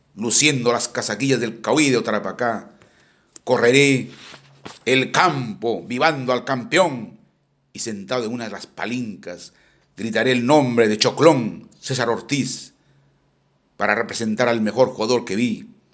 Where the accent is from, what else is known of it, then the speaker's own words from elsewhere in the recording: Chiquián, Ancash, Peru; moved away; la fiesta de Chiquián, es la fiesta del 30 de agosto de mi terruño añorado